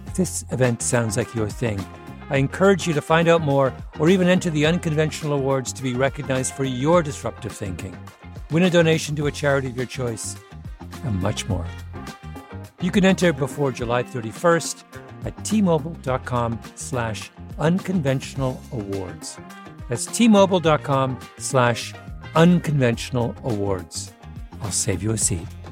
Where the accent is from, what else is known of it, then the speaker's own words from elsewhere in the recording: Canada; I grew up in Canada